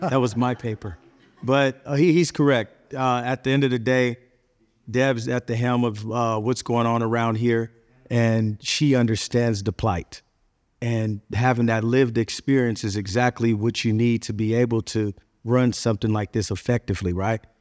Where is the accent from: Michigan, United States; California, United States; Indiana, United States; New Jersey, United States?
California, United States; I'm originally from California